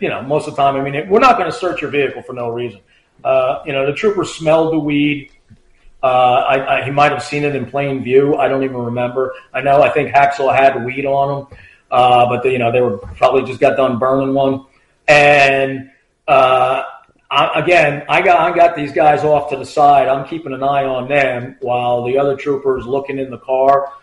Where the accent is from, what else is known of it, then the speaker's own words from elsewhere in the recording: Point Pleasant, New Jersey, United States; I'm from Point Pleasant.